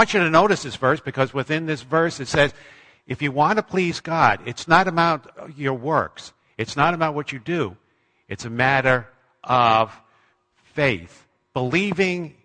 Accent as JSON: {"language": "English", "area": "Long Island", "region": "New York", "country": "United States", "tie": "born or raised there", "also_born_or_lived": "Manchester, New Hampshire", "moved": "as an adult", "said": "I grew up in Long Island, New York"}